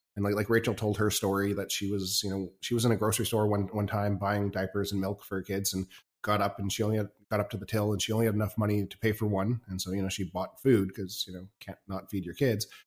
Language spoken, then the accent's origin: English; Canada; also born or lived in China; I'm, I'm Canadian